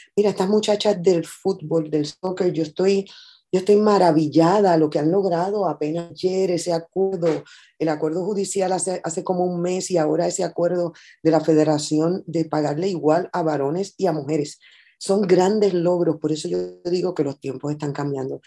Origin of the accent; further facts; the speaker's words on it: Puerto Rico; yo soy mayoría en mi país. Yo soy mayoría, es, es lo que más hay en Puerto Rico